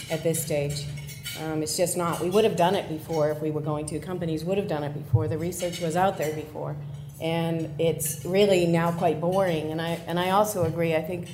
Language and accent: English; United States; accent: American; moved away as an adult; my accent is American